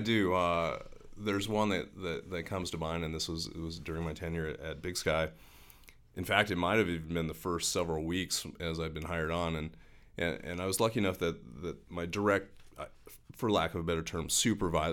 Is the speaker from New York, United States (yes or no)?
no; Helena, Montana, United States; I grew up in Helena